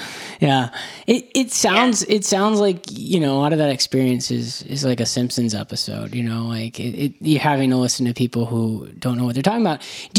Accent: Florida, United States; I'm from Florida

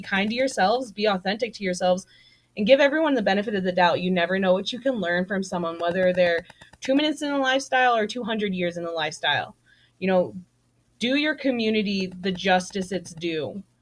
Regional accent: the South, United States; I was raised in the South

